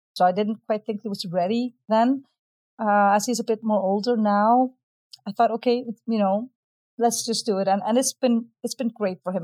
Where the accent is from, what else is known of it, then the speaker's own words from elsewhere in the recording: Iceland; I'm from Iceland.